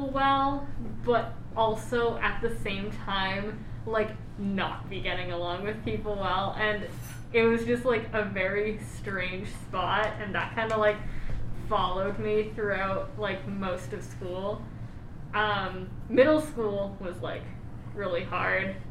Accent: Southern New Hampshire, United States; I'm from New Hampshire

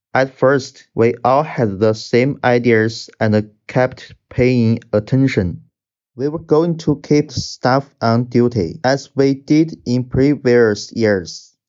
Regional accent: Wuhan, Hubei, China; I'm from Wuhan, China

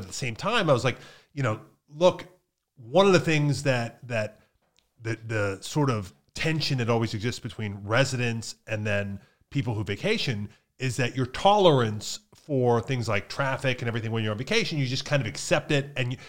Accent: Pennsylvania, United States; because they were kind of equidistant from where we grew up in Pennsylvania.

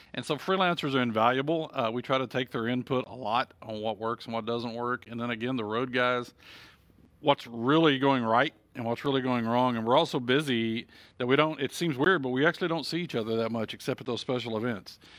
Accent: Texas, United States; as a Texan

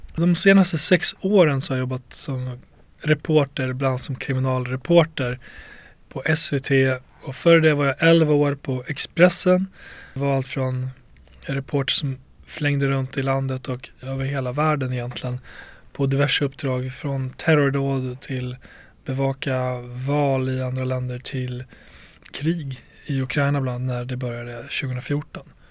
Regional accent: Borlänge, Dalarna County, Sweden; jag växte upp i Tjärna Ängar i Bålänge

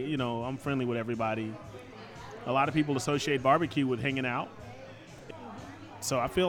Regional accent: Philadelphia, Pennsylvania, United States; born there; A ribeye sandwich is a combination of where I was born versus where I was raised. I was born in Philadelphia, Pennsylvania.

